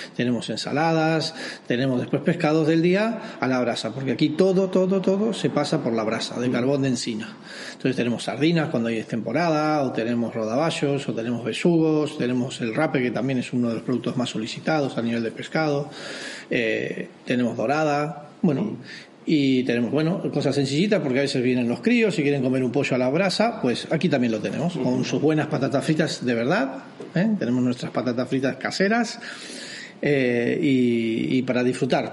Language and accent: Spanish; Rosario, Santa Fe, Argentina; moved away as an adult; now in San Sebastián, Spain; yo soy de Rosario, un poco más al norte.